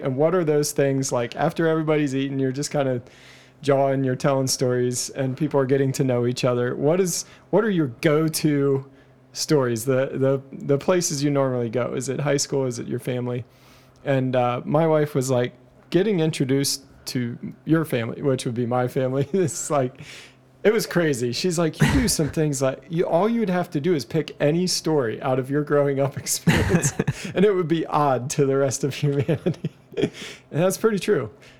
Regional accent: Dryden, Ontario, Canada; born there; I was born in Dryden, Ontario.

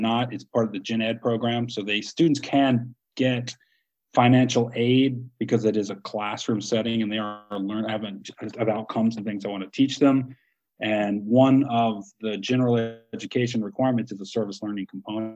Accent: United States; I'm from America

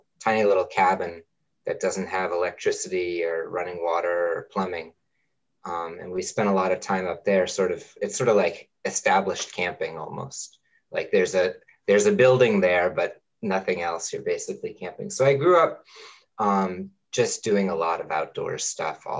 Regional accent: Amherst, Massachusetts, United States; moved away as an adult; also born or lived in California / Indiana; I grew up in Amherst, Massachusetts, down the road from you

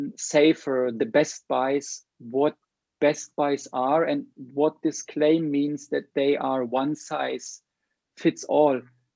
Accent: Sri Lanka; your home country is a little bit different than my home country, Sri Lanka.

